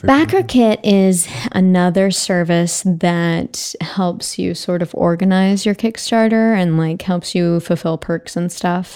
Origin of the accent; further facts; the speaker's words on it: Arkansas, United States; moved away as an adult; now in Los Angeles, United States; I'm from Arkansas originally. I came to USC and have lived in Los Angeles ever since